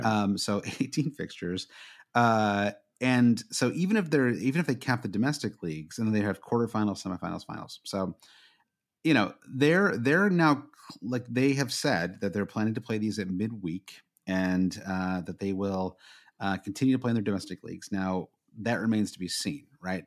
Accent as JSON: {"language": "English", "country": "United States", "said": "as an American"}